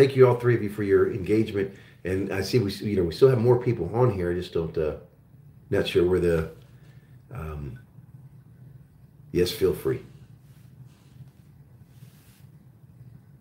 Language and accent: English; Oklahoma, United States; also born or lived in Augsburg, Bavaria, Germany; I'm originally from Germany, and when I first came to the States, I grew up in Oklahoma.